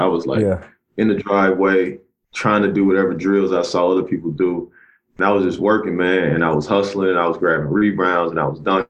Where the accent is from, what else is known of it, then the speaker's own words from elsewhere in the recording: Cleveland, Mississippi, United States; I grew up in a little small town called Cleveland, Mississippi. Mm-hmm. Grew up in a trailer park, and grew up in an area called the Mississippi Delta.